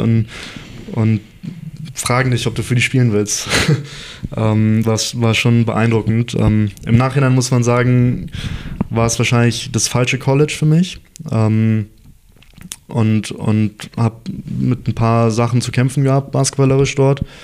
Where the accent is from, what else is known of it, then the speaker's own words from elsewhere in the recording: Munich, Bavaria, Germany; also born or lived in Heidelberg; dann sind, sind wir nach München gezogen